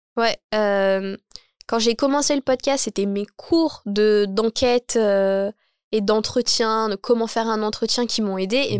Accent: Champigny-sur-Marne, Île-de-France, France; J'ai dit que je venais de Champigny

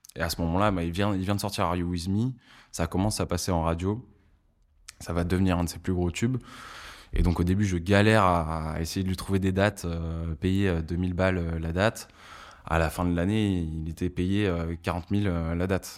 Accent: Lille, Hauts-de-France, France; now in Paris, France; j'ai grandi du coup à Lille

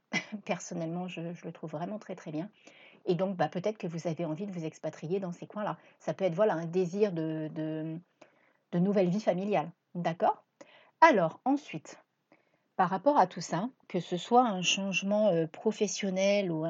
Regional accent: Reims, Grand Est, France; moved away as an adult; also born or lived in La Ciotat / Cassis; now in Marseille, France; À la base, je suis même pas originaire de Marseille, je suis originaire de Reims. Et à l'âge de 19 ans, j'ai pris la décision de partir avec euh, ma voiture.

